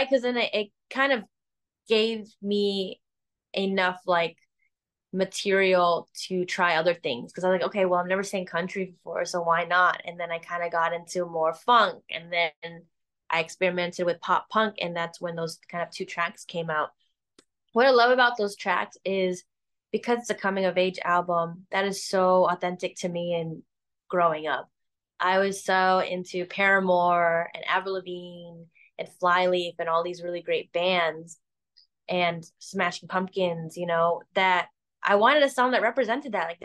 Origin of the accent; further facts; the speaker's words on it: Chicago, Illinois, United States; Hey, I love Chicago. I grew up in Chicago. I would love